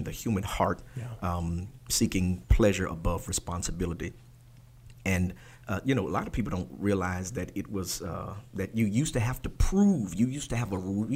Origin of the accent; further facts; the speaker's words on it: Maryland, United States; When I grew up in Maryland